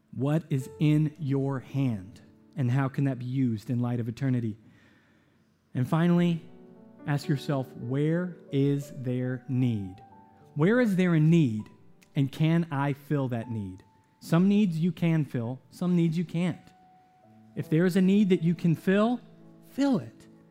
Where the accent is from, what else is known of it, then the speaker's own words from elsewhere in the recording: the South, United States; I grew up in the South